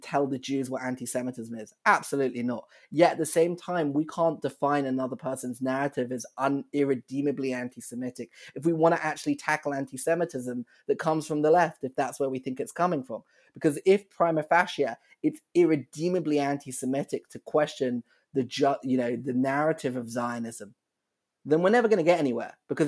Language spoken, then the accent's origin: English; United Kingdom; accent: British; moved away as an adult; now in Chicago, United States